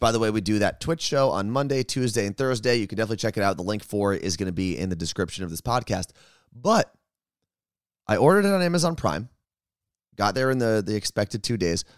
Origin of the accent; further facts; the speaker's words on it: New Jersey, United States; When you're born and raised in New Jersey, you just tend to curse a lot.